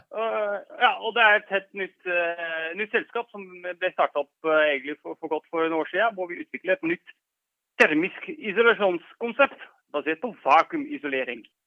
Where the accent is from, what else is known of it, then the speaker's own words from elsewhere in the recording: Netherlands; Norwegian is a second language; moved away as an adult; now in Norway; Jeg er jo opprinnelig fra Nederland